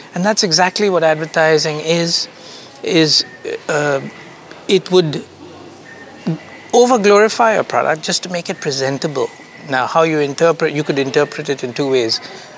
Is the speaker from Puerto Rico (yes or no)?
no; India; also born or lived in Kuwait / United Arab Emirates; now in France; Yeah, I'm an Indian, born in Kuwait. I am an Indian who lived more of my life in Dubai. I had a business, a couple of businesses in Dubai. Mm-hmm. And now I'm a Portuguese citizen living in France.